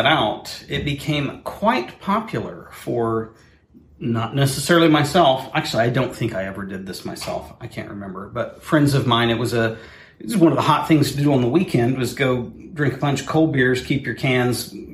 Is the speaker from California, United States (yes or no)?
no; Chandler, Oklahoma, United States; I grew up in Chandler, which is, call it 30 miles from the edge of Oklahoma City.